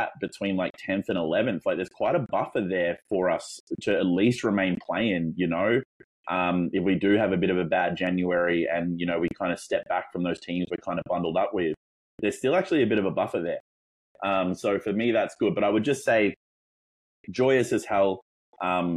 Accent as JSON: {"language": "English", "country": "Australia", "said": "obviously by my accent, you might be able to tell that I'm not from Northern America. I'm Australian"}